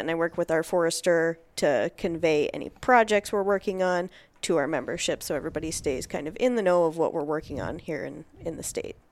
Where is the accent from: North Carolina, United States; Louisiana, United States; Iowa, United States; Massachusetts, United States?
Iowa, United States; Northeast; now in Twin Cities, United States; I'm originally from Northeast Iowa, so not I didn't grow up grouse and woodcock hunting. I grew up chasing deer, turkey, and pheasants primarily.